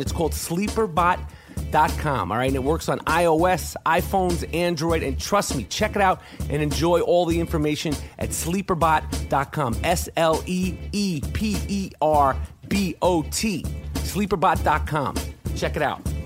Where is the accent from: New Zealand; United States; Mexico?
United States; New York; I'm from New York.